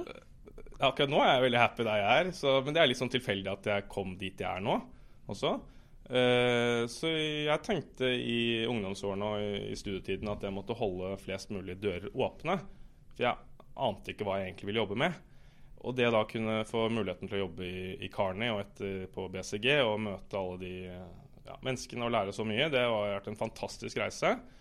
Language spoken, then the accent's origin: Norwegian; Oslo, Norway; jeg er fra Oslo